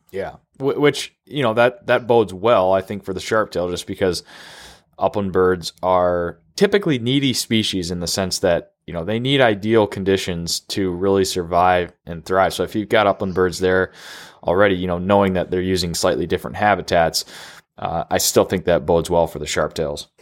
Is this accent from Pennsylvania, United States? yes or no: no; Minnesota, United States; my home state of Minnesota